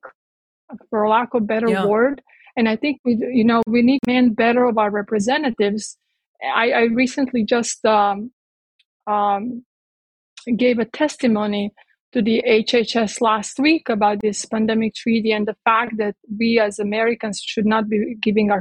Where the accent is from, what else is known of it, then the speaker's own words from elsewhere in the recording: Croatia; now in United States; I grew up in Yugoslavia, in Croatia.